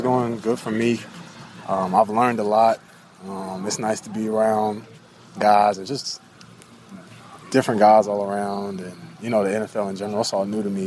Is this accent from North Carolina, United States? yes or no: yes; North Carolina, United States; I grew up in North Carolina